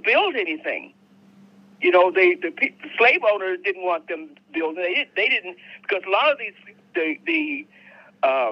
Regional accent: Wetumka, Oklahoma, United States; moved away; also born or lived in Japan / Korea / Richmond, California / San Francisco; I was born in Oklahoma, but I wasn't born in Tulsa, but I was born in Wetumpka.

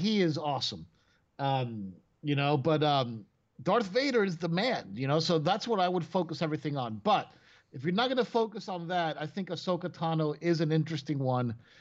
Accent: Venezuela; English is a second language; moved away; I lived in Venezuela when I was growing up, which is a country, obviously, in South America

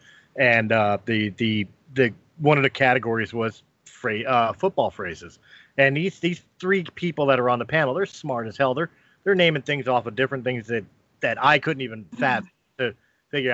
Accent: Philadelphia, Pennsylvania, United States; I'm from Philly

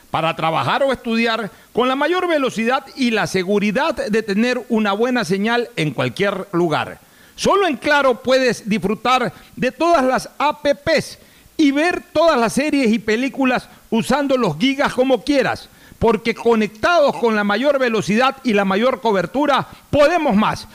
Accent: Ecuador; me siento impotente como ecuatoriano

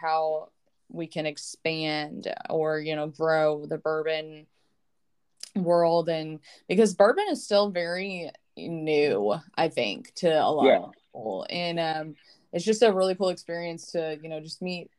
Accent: Lexington, Kentucky, United States; Lexington, which is my hometown

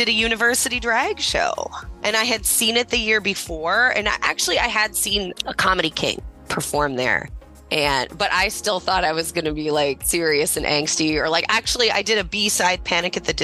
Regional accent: Detroit, Michigan, United States; accent: Michigan; moved away; I'm from Detroit originally.

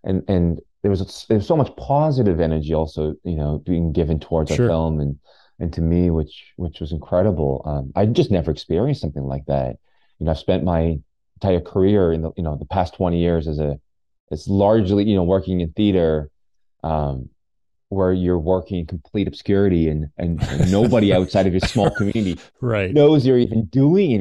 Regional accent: Canada; a lot of other immigrant friends and family that I grew up with in Canada

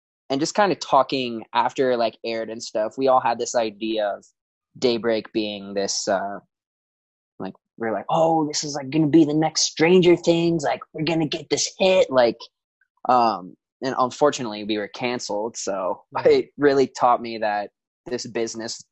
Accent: Chicago, Illinois, United States; growing up in Chicago

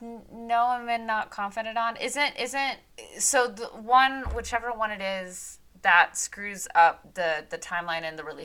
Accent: Midwest, United States; growing up in the Midwest, I was raised on NASCAR.

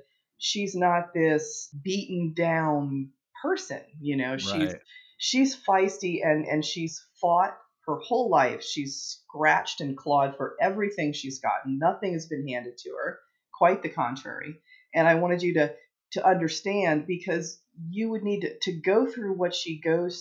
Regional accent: East Coast, United States; moved away as an adult; now in Phoenix, United States; I'm from the East Coast, but I moved out west

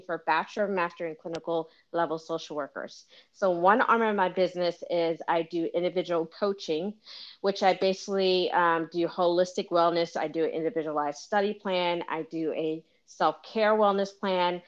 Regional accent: Philadelphia, Pennsylvania, United States; moved away as an adult; also born or lived in Washington, District of Columbia, United States; I'm originally from Philadelphia.

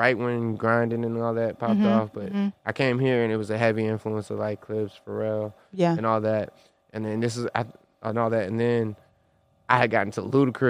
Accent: San Diego, California, United States; moved away; also born or lived in East Coast, United States; I was born in San Diego, but, like, I came up, like, where I was at in San Diego

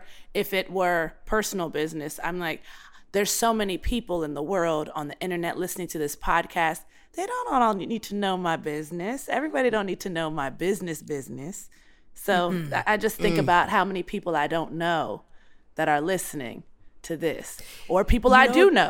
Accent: Baltimore, Maryland, United States; I'm from Baltimore. We don't hold our tongues there.

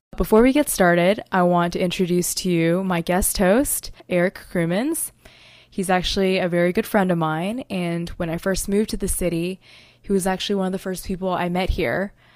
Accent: Fayetteville, North Carolina, United States; moved away as an adult; also born or lived in Texas; now in New York City, United States; I was born in Texas, but I was raised in Fayetteville, North Carolina.

